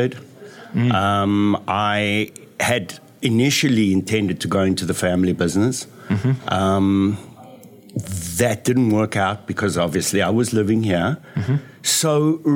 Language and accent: English; South Africa; moved away as an adult; now in Los Angeles, United States; I moved from South Africa about 32 years ago. Mm. I came to study here at UCLA.